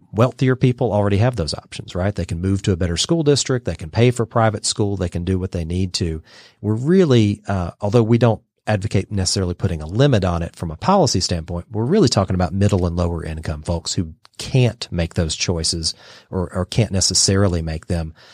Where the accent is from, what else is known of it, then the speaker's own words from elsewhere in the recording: Dalton, Georgia, United States; also born or lived in Brussels, Belgium / Atlanta; I grew up in Georgia, in, in Dalton